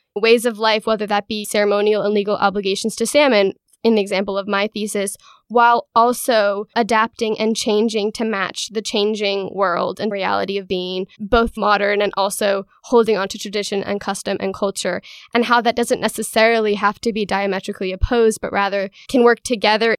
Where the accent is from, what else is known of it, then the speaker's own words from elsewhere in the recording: Hood River, Oregon, United States; I am from Hood River, Oregon